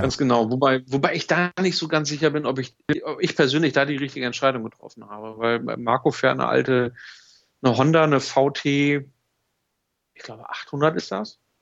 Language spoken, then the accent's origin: German; Germany; ich komme aus Deutschland und, und bin, bin hier unterwegs